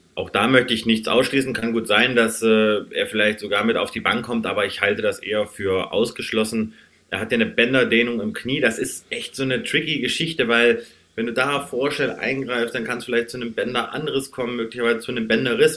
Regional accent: Kassel, Hesse, Germany; Ich komme gebürtig aus Kassel, also gar nicht so weit von euch entfernt

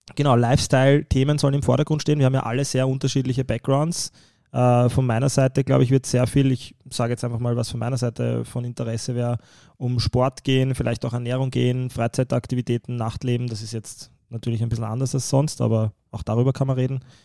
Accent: Vienna, Austria; ich bin im einundzwanzigsten Bezirk

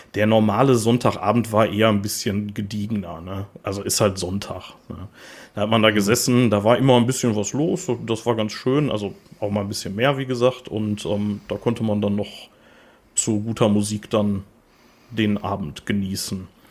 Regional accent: Gladbeck, North Rhine-Westphalia, Germany; also born or lived in Gelsenkirchen; Ich äh, komme tatsächlich nicht gebürtig aus Gladbeck. Ich bin da nur aufgewachsen. Äh, gebürtig bin ich äh, aus Gelsenkirchen

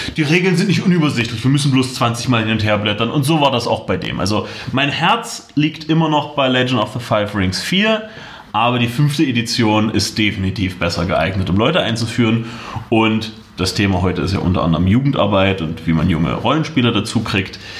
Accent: Magdeburg, Saxony-Anhalt, Germany; moved away as an adult; now in Halle, Germany; Ich komme ursprünglich aus Magdeburg, wohne jetzt in Halle

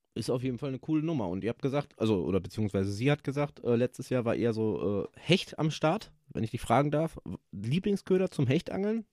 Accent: near Dortmund, North Rhine-Westphalia, Germany; Ich komme aus der Nähe von Dortmund

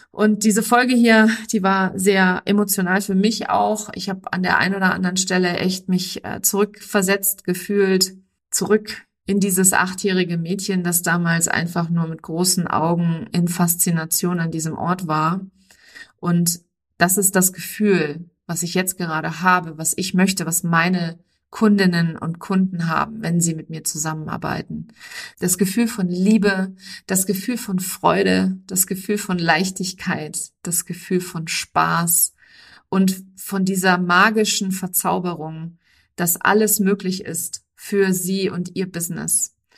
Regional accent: Germany

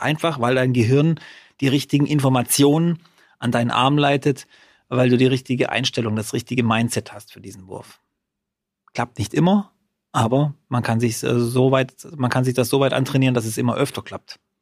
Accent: Freudenstadt, Baden-Württemberg, Germany; in Freudenstadt, in meiner Heimatstadt

